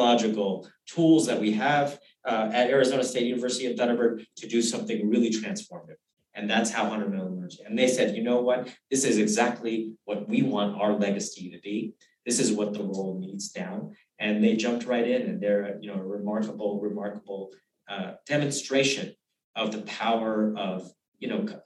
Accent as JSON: {"language": "English", "country": "Uganda", "tie": "born or raised there", "also_born_or_lived": "Kenya", "moved": "yes", "lives_now": "United States", "said": "I was born in Uganda. I was a fourth generation Uganda and Kenya"}